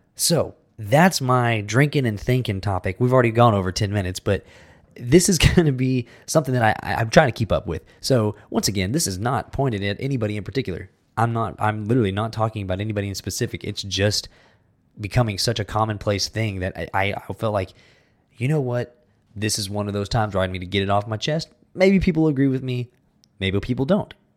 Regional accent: United States; now in Texas, United States; we're American

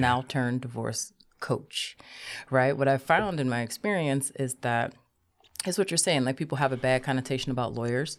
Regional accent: Cleveland, Ohio, United States; I'm from Cleveland

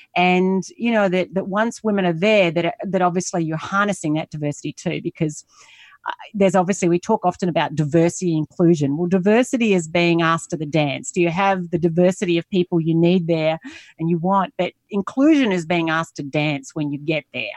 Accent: Australia; moved away as an adult; also born or lived in United States; now in Singapore; I'm Australian. I'm currently based in Asia, in Singapore. I lived in the U S for eleven years

